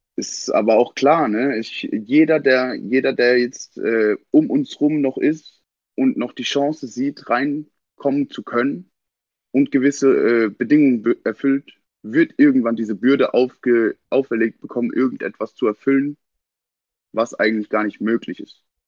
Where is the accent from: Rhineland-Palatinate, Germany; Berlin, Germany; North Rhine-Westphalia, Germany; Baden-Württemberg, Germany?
Rhineland-Palatinate, Germany; Kandel; ich bin aus Kandel